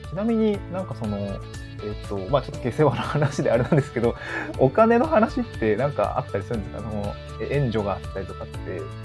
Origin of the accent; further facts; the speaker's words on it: Niigata, Japan; also born or lived in Tokyo; now in Awaji Island, Japan; 新潟市出身ということで